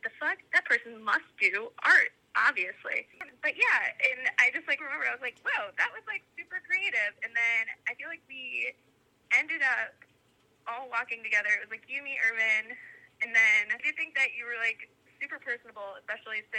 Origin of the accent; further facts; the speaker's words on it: Richmond, Virginia, United States; moved away as an adult; now in Chicago, United States; I had moved to Chicago from Richmond, Virginia